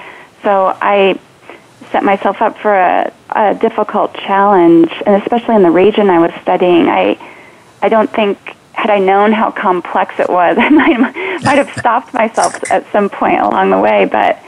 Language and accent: English; California, United States; growing up in California